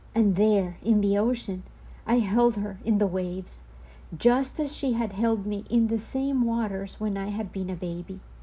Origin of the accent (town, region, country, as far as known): Medellín, Antioquia, Colombia; born or raised there; first language Spanish; English is a second language; moved away